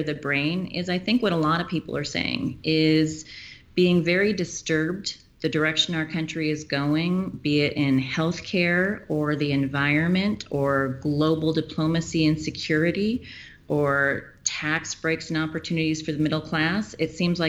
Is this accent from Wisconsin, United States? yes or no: no; Auburn, Washington, United States; I am born and raised in the area, and I grew up in Auburn in my great-grandfather's old farm property and graduated from Auburn High School